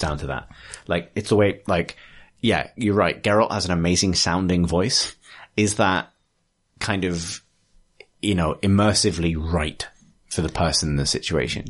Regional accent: England, United Kingdom; I'm sensitive to it as an English person

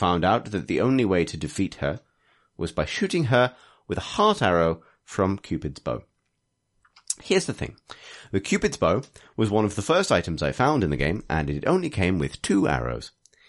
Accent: Liverpool, North West England, United Kingdom; I am actually from Liverpool, yeah. That is a thing.

